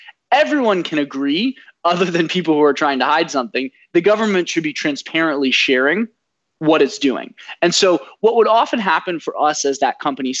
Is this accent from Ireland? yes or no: no; Vienna, Austria; born there; moved away; also born or lived in Washington DC / St. Louis / Bay Area; I was born in Vienna, Austria, lived in DC, St. Louis, the Bay Area, went to Stanford